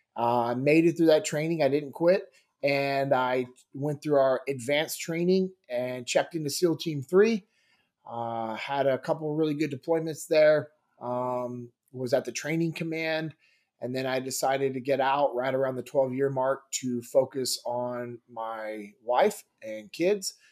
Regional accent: Sacramento, California, United States; moved away as an adult; also born or lived in Mississippi / Memphis; I grew up in Sacramento, California

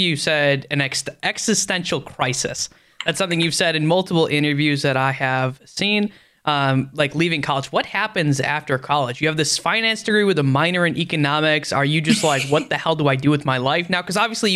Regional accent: Upper Peninsula of Michigan, United States; I'm actually from the UP of Michigan originally

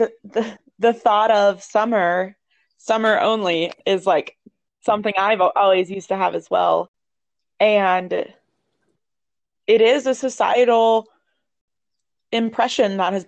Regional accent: Ohio, United States; moved away; I'm from Ohio. It's like gloomy town up there

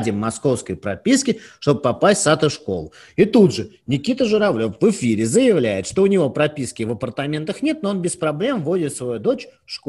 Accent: Chelyabinsk, Chelyabinsk Oblast, Russia; Я из Челябинска.

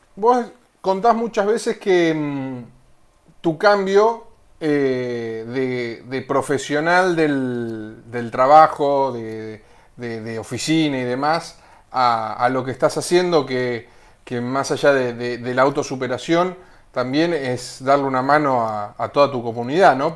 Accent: Pinamar, Buenos Aires Province, Argentina; nosotros somos de, de Pinamar

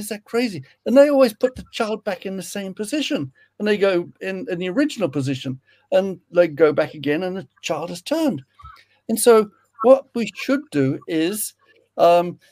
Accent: Sydney, New South Wales, Australia; also born or lived in England; now in Western Australia, Australia; I was born in Sydney, but I've lived in England five times.

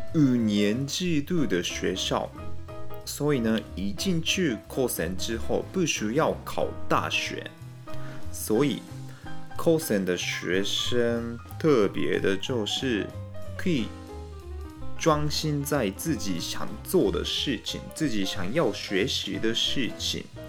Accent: Japan; 我们日本人很爱台湾嘛

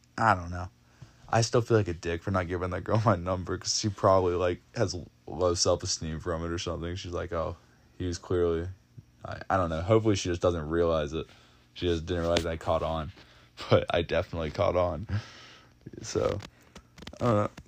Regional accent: Dawsonville, Georgia, United States; born or raised there

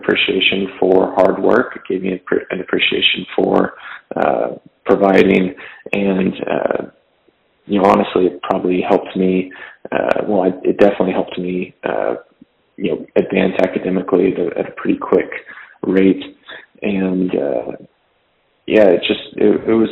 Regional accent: Fresno, California, United States; I was from Fresno, California. So farm town, about 400,000 people.

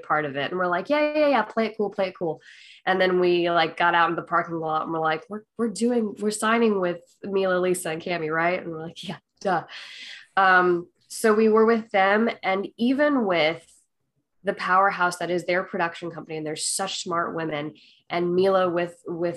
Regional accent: Missouri, United States; I'm from Missouri.

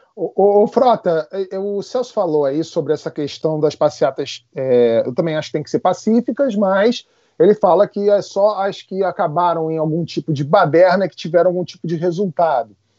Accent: Brazil

